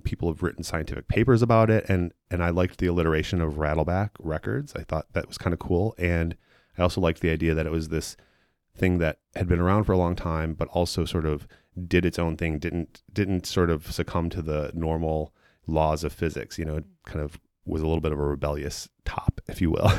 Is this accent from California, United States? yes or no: no; Chicago, Illinois, United States; moved away as an adult; also born or lived in San Francisco / Alameda; I am from Chicago. I grew up, um, on the far northwest side in Edison Park